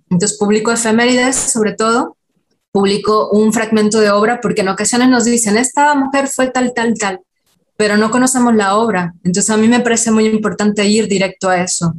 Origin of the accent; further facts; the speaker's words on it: Yucatán, Mexico; accent: Yucatecan; yo soy de Yucatán, entonces eh, el, típico estereotipo con el acento yucateco